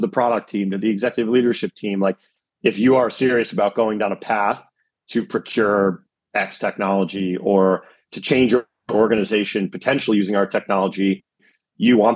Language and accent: English; East Coast of America, United States; I'm also from the East Coast of America